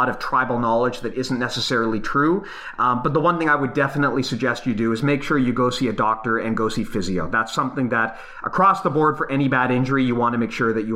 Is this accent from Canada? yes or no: yes; Canada; we're Canadian